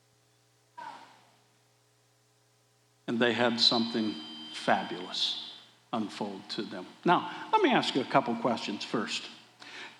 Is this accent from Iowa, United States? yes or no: yes; Des Moines, Iowa, United States; I grew up in Des Moines, Iowa